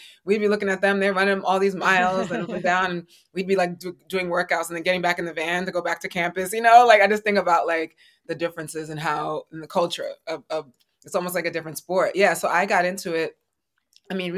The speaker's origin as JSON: {"language": "English", "town": "New York City", "region": "New York", "country": "United States", "said": "I love New York. I'm a New Yorker"}